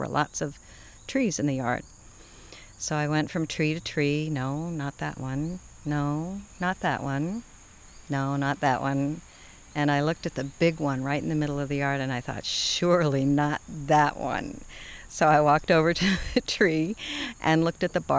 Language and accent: English; Boston, Massachusetts, United States; moved away as an adult; also born or lived in southern Indiana; now in Indiana, United States; I'm from Boston